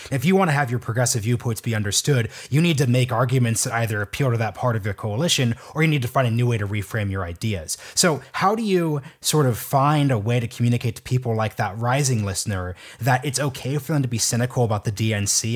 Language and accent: English; Oregon, United States; now in Washington, D.C., United States; I'm from Oregon, so maybe I've sort of lost touch with my roots here